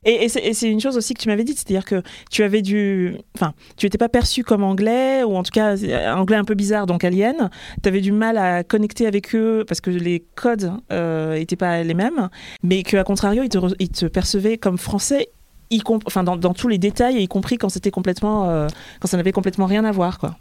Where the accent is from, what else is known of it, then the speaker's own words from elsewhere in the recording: France; je suis née en France, mais je suis devenue française bien plus tard